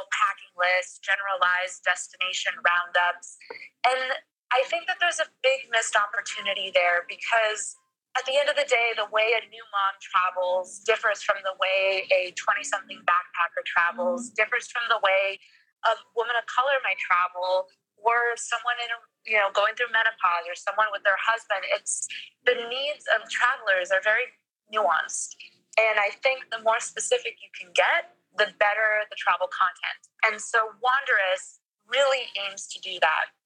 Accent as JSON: {"language": "English", "region": "Bogotá", "country": "Colombia", "moved": "yes", "lives_now": "New York, United States", "said": "I'm originally from Bogota, so I am Colombian"}